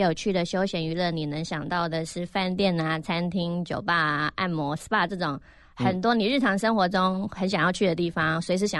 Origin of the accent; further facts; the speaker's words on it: Netherlands; moved away as an adult; now in Taiwan; 我国小毕业后就移民去荷兰了，所以我是在荷兰长大，一直到我创业后才回来台湾。